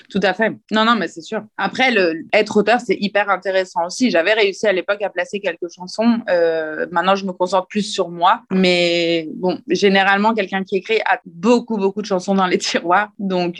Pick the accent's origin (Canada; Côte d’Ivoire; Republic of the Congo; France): France; now in Italy; je suis française, oui, j'ai des origines italiennes et je vis actuellement en Italie